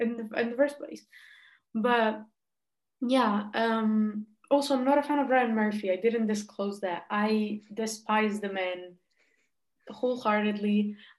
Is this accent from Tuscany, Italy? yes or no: no; Rome, Lazio, Italy; I'm from Rome